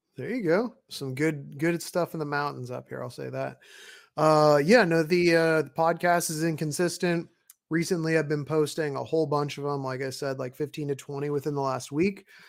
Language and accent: English; Northwest Washington, United States; we're both from Northwest Washington.